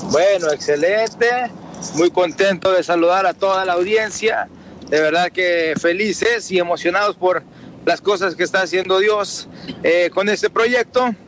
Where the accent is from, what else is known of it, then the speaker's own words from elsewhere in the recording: Mexico; now in United States; Soy mexicano, eh, tengo radico en los Estados Unidos.